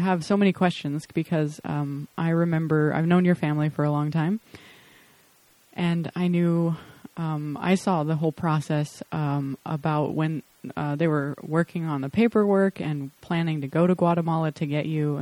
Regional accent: Flagstaff, Arizona, United States; now in Poland; actually from Flagstaff, my hometown

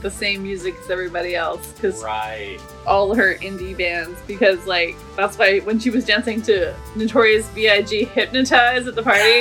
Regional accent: Victoria, British Columbia, Canada; I grew up in Victoria

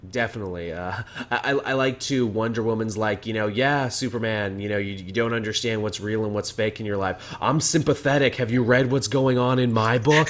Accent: Canada; as a Canadian

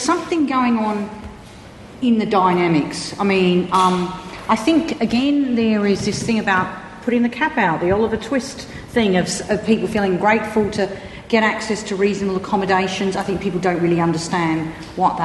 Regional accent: Australia; I come from Australia

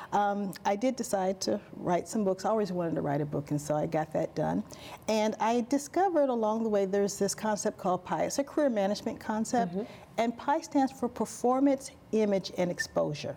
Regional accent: Alabama, United States; accent: Southern; I'm from Alabama

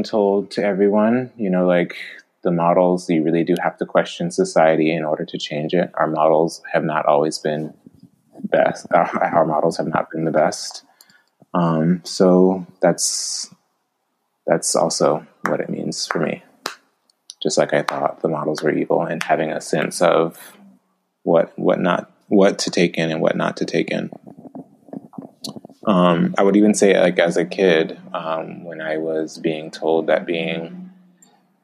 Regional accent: the South, United States; growing up in the South, I was basically able to graduate high school with a very low reading level

